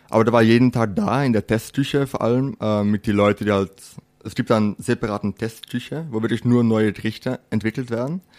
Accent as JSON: {"language": "German", "country": "Netherlands", "also_born_or_lived": "Switzerland", "lives_now": "Germany", "said": "ich bin geborener Holländer, äh, habe jetzt zehn Jahre in der Schweiz gewohnt und jetzt mittlerweile in Deutschland. Und ja, so ein Name kommt aus Holland."}